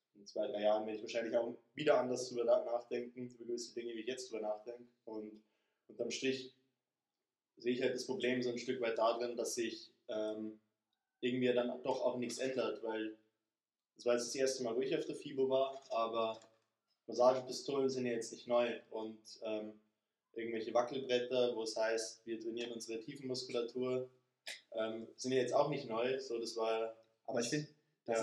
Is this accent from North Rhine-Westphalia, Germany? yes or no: no; Straubing, Bavaria, Germany; ich komme aus Straubing, aus Niederbayern